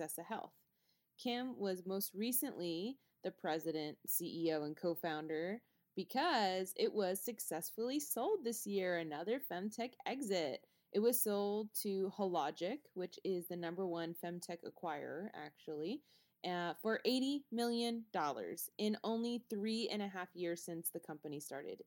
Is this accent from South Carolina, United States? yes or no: no; Houston, Texas, United States; moved away as an adult; now in Raleigh, United States; I'm from Houston